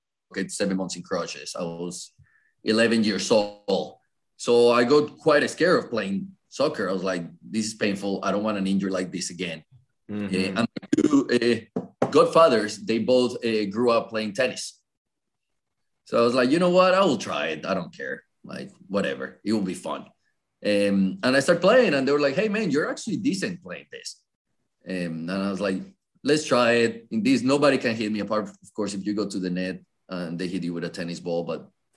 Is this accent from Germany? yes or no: no; Colombia; English is a second language; now in North Carolina, United States; I was born and raised in Colombia